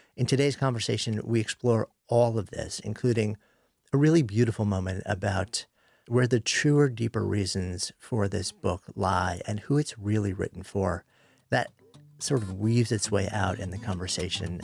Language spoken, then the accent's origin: English; New York, United States; I grew up just outside of New York City, pretty conventional upbringing